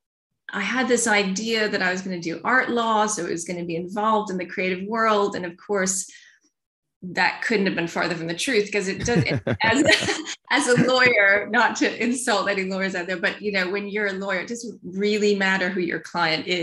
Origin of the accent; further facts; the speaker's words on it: New York, United States; moved away as an adult; also born or lived in Louisiana; now in London, United Kingdom; I was born in Louisiana, and then I grew up in New York